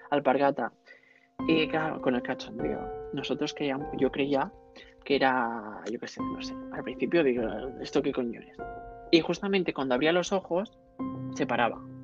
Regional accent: Catalonia, Spain; soy catalán

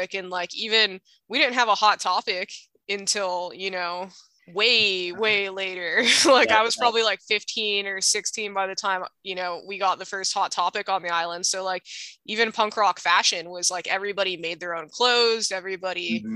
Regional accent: Hawaii, United States; growing up in Hawaii and growing up in the Hawaii punk rock scene

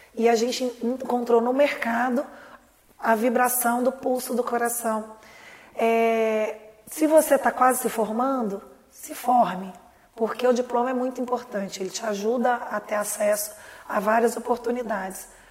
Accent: Lavras, Minas Gerais, Brazil; Eu nasci em Lavras eu estudei com muito orgulho aí

